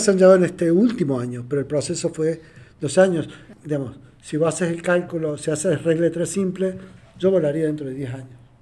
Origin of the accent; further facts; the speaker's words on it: Argentina; yo soy de Argentina